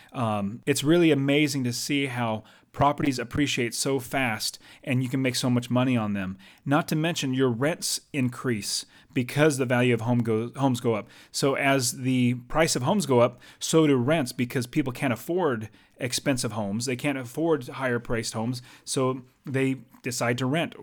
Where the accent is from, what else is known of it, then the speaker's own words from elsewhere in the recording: United States; now in Arizona, United States; I'm an American, and I live in America, um, actually in Arizona